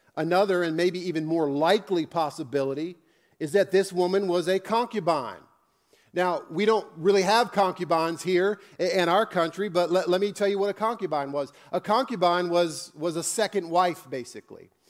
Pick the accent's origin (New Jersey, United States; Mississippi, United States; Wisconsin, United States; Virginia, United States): Virginia, United States; Northern; I grew up in Northern Virginia